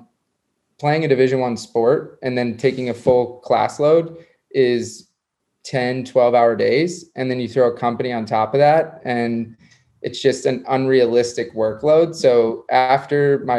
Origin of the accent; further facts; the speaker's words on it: South Florida, United States; I grew up in South Florida